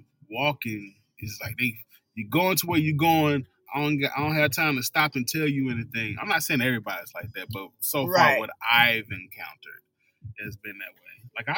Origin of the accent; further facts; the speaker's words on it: the South, United States; moved away as an adult; Being from the South, I grew up in the South.